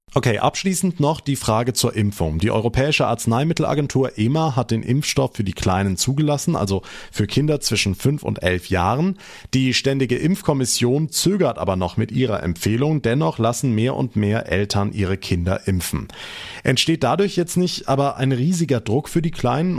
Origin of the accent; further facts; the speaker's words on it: Rhineland-Palatinate, Germany; bei uns in Rheinland-Pfalz